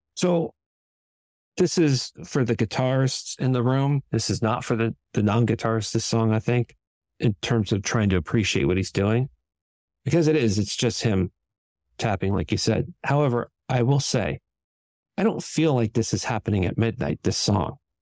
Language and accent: English; San Francisco, California, United States; I grew up in San Francisco in California